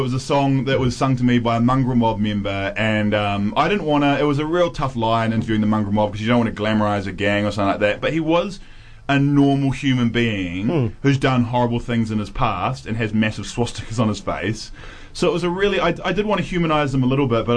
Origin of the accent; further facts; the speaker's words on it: Nelson, New Zealand; I was from Nelson, New Zealand